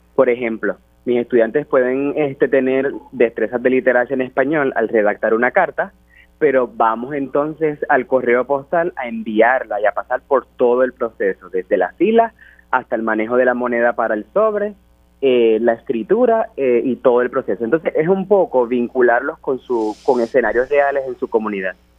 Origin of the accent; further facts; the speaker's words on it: Puerto Rico; ser el primer puertorriqueño